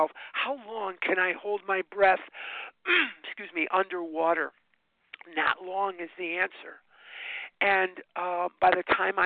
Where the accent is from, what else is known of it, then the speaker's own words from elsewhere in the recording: Chicago, Illinois, United States; now in Scottsdale, United States; I was born and raised in Chicago. I live in Scottsdale, Arizona now, but part of my story is I was born and raised in Chicago, Illinois